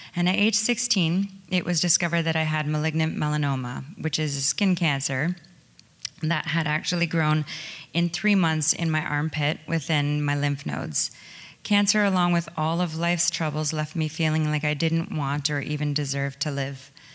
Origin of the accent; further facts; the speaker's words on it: small towns outside London, Ontario, Canada; I was born in London, Ontario, and I grew up in a small, well, small towns outside of the city